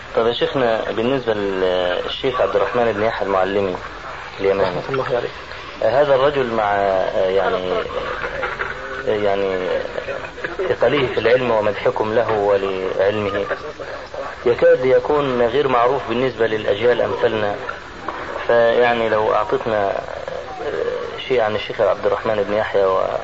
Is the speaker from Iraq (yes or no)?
no; Egypt; عندنا في مصر